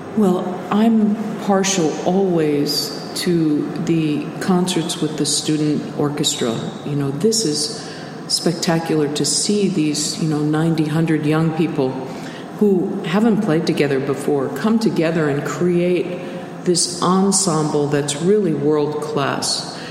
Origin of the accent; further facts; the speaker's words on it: United States; being American